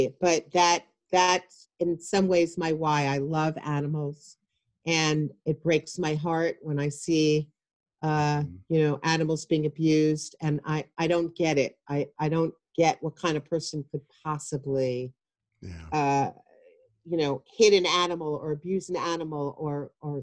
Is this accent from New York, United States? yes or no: yes; Long Island, New York, United States; also born or lived in Pennsylvania; I grew up on Long Island and then after college moved to the city